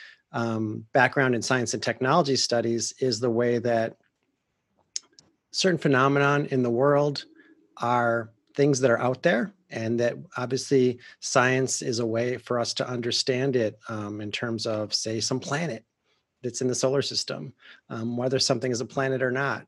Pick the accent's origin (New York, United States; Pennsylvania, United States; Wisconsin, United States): Wisconsin, United States; accent: Wisconsin; moved away as an adult; also born or lived in California; I'm a Midwesterner. I grew up in Wisconsin